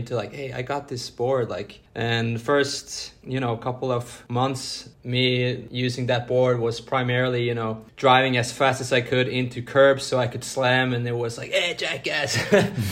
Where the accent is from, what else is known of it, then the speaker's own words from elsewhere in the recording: Stavanger, Rogaland, Norway; first language Norwegian; English is a second language; moved away as an adult; now in Malmö, Sweden; born and raised in Norway, the west coast of Norway to be precisely